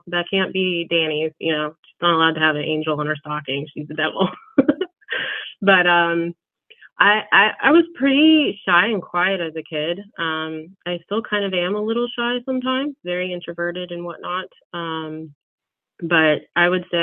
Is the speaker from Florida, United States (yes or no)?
yes; South Florida, United States; I grew up in South Florida, born and raised.